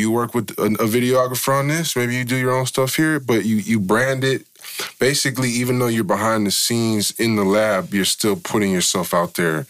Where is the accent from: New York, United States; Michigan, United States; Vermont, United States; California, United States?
California, United States; San Francisco; we're from Frisco